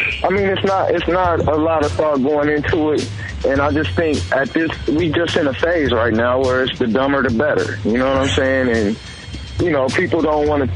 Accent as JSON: {"language": "English", "region": "Ohio", "country": "United States", "moved": "yes", "said": "I'm from Ohio"}